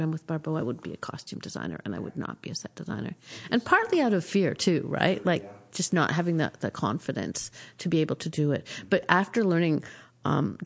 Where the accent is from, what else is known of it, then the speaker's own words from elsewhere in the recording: Toronto, Ontario, Canada; moved away as an adult; now in Montreal, Canada; I grew up in Toronto